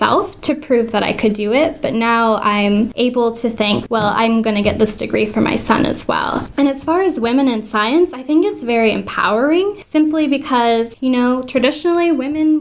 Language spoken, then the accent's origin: English; Papillion, Nebraska, United States; I'm from Papillion, Nebraska.